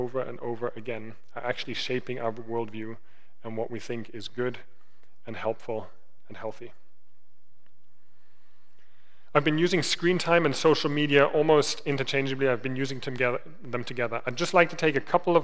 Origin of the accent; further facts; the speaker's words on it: Germany; moved away; I grew up in Germany. I grew up in Germany in the 90s.